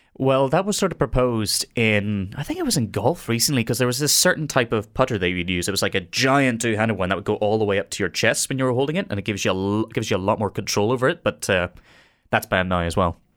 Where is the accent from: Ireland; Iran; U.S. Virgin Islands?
Ireland; as an Irishman